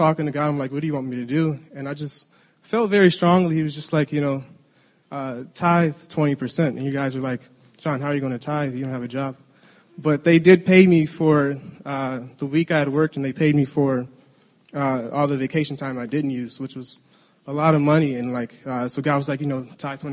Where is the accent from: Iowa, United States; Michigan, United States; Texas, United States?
Michigan, United States; Detroit; moved away as an adult; we grew up in Detroit.